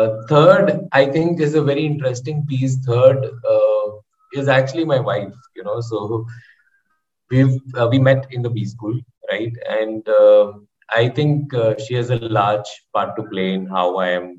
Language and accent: English; Kerala, India; I am from Kerala